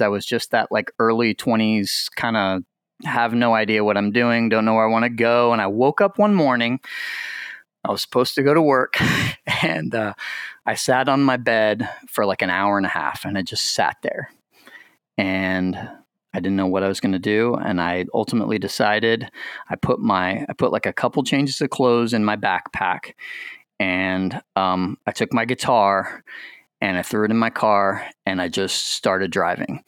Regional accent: Lake Wales, Florida, United States; moved away; also born or lived in Anderson, Indiana; I was born in Florida, lived in Florida

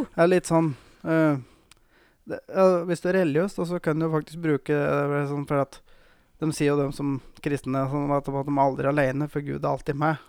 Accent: Gausdal, Innlandet, Norway; moved away; jeg har jo hatt egentlig hele oppveksten min i Gausdal

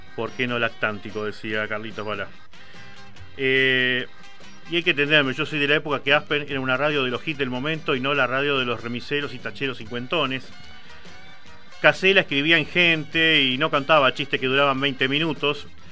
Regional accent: Quilmes, Buenos Aires Province, Argentina; yo soy de Quilmes

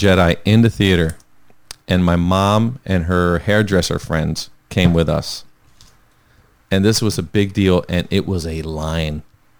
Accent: New Jersey, United States; we're from the area. We're from South Jersey.

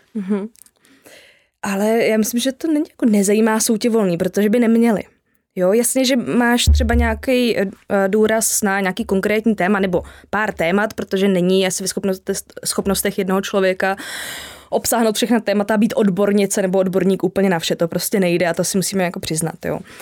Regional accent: Jihlava, Vysočina Region, Czechia; já pocházím z Jihlavy

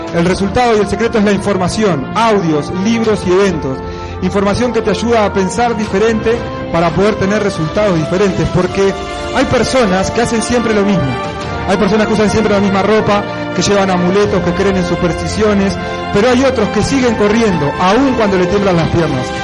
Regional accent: Argentina

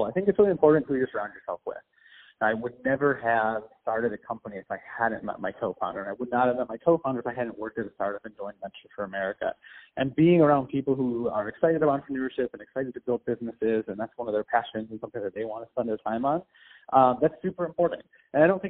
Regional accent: Michigan area, United States; moved away as an adult; also born or lived in North Carolina; I'm originally from the Michigan area

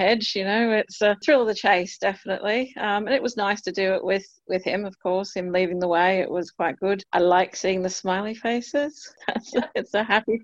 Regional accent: Australia; now in United Kingdom; being an Australian

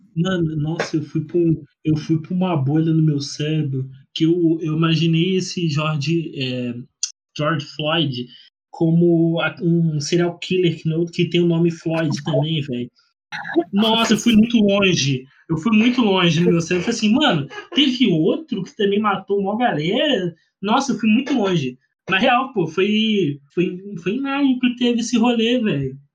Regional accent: Rio de Janeiro, Brazil; eu sou carioca

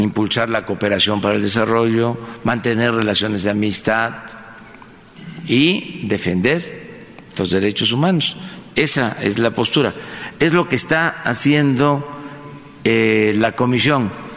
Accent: Tabasco, Mexico; desde Paraíso, Tabasco, desde mi tierra

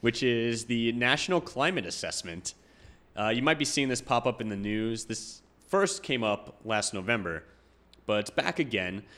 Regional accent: Long Island, New York, United States; moved away as an adult; now in New Jersey, United States; I grew up on Long Island

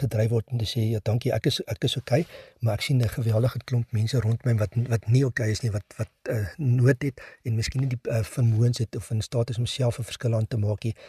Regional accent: South Africa; as Suid-Afrikaners

